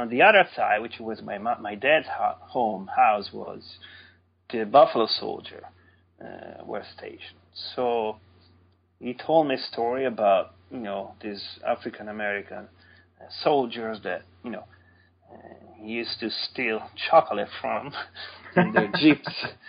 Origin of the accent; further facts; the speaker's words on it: near Sant'Anna di Stazzema, Tuscany, Italy; now in North Carolina, United States; St. Anna is just very little, more of a, here you would say a village, which is actually some 10 miles from my hometown